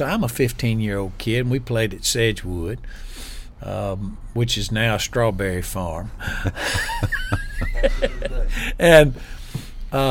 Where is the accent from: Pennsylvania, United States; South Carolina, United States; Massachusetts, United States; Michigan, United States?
South Carolina, United States; also born or lived in Walterboro / Columbia; growing up in South Carolina, we were a little sheltered